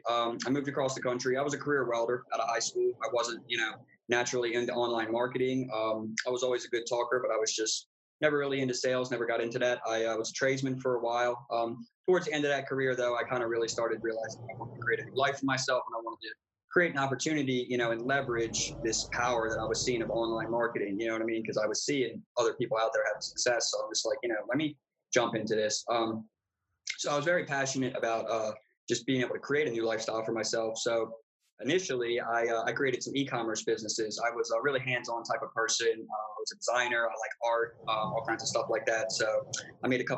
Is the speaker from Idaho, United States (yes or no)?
no; Baltimore, Maryland, United States; moved away as an adult; now in Arizona, United States; So I'm originally from the East Coast in the United States. I was born in Baltimore, Maryland.